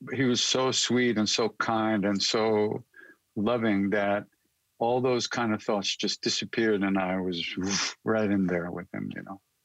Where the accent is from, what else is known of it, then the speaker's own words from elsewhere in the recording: Long Island, New York, United States; also born or lived in India; I'm a kid from Long Island, New York. So and I grew up with rock and roll